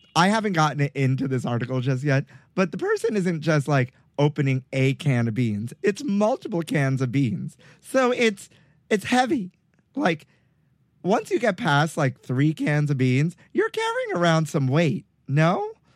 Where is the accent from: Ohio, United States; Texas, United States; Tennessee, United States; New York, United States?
New York, United States; New York City; where I grew up in Brooklyn